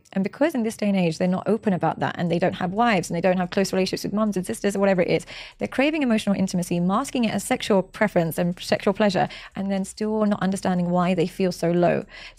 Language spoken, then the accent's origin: English; Pakistan; That's no offense when I say India. I'm from Pakistan.